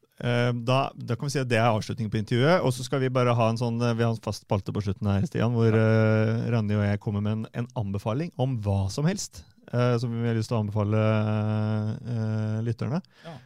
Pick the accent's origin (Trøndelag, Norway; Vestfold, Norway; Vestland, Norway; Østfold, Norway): Østfold, Norway; Fredrikstad; jeg er jo fra Selbakk.